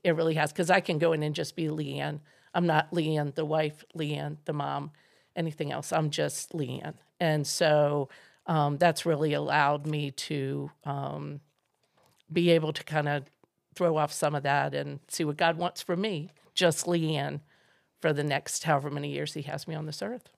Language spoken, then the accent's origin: English; Maryland, United States; I grew up in Maryland